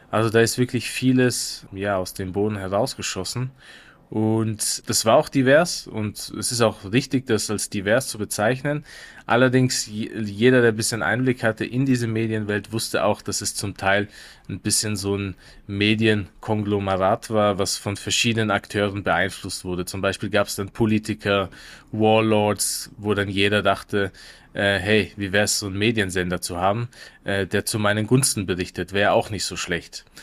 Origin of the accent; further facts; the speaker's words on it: Afghanistan; now in Germany; dann wurde ich nur als Afghane wahrgenommen, ausschließlich als Afghane.